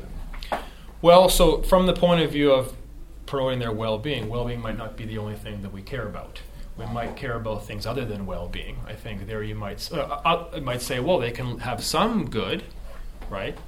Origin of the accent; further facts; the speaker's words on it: Canada; I grew up in Canada